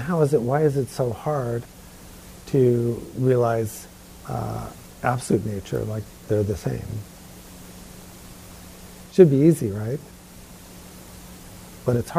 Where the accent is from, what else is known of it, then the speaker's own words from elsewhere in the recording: New York, United States; Growing up in New York.